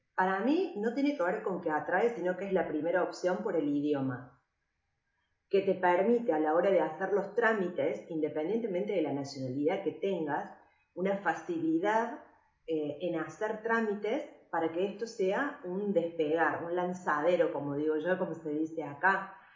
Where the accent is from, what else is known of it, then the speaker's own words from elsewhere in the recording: Córdoba, Argentina; moved away as an adult; now in Valencia, Spain; soy cordobesa de nacimiento y valenciana por adopción